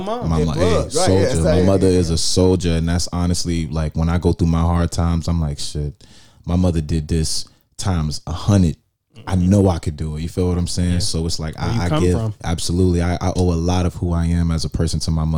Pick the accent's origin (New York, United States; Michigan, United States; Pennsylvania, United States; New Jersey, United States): New Jersey, United States; I come from Jersey, so it's like that up north shit